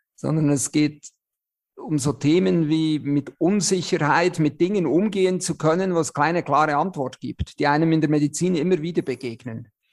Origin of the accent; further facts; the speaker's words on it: Switzerland; accent: Swiss; moved away as an adult; now in Germany; ich bin ja Schweizer, wie man unschwer hört